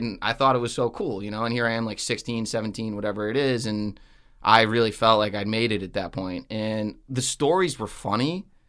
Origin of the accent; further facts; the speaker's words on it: Connecticut, United States; I grew up in a small town in Connecticut.